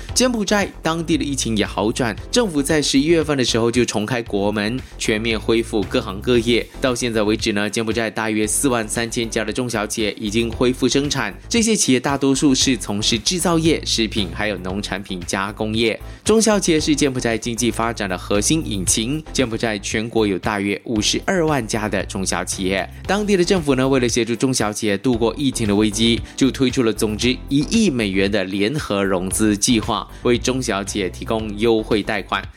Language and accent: Chinese; Malaysia; 可能我们马来西亚就笑不出来了